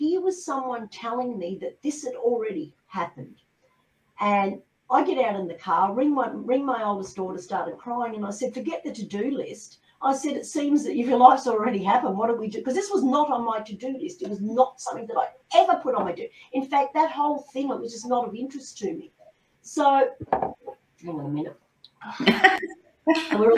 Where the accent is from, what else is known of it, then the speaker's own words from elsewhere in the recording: Australia; I'm an Australian